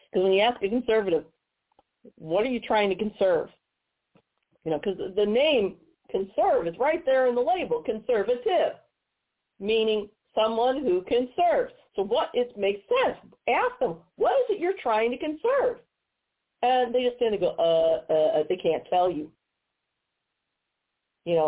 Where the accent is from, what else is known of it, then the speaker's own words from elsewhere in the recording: Missouri, United States; Here in Missouri, my home state